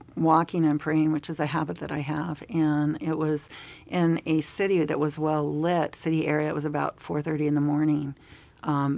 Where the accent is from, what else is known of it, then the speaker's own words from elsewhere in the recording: United States; as an American